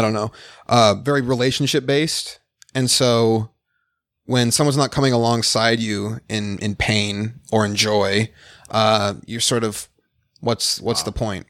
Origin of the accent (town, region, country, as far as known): Phoenix, Arizona, United States; born or raised there; also born or lived in Detroit, Michigan